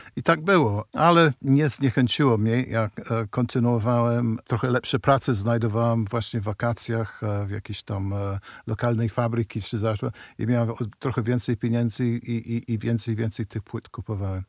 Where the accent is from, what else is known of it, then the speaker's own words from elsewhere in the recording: United Kingdom; moved away as an adult; now in Warsaw, Poland; Pochodzę z Wielkiej Brytanii, gdzie się urodziłem